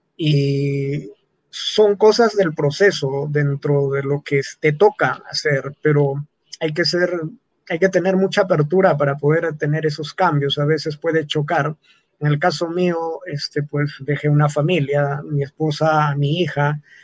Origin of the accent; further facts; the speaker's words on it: Moyebamba, Antabamba, Apurímac, Peru; first language Quechua; Spanish is a second language; also born or lived in Landa; now in Cusco, Peru; yo nací en Moyebamba, es un pueblo, como te digo, ganadero, agricultor. Aprendí el quechua en esa práctica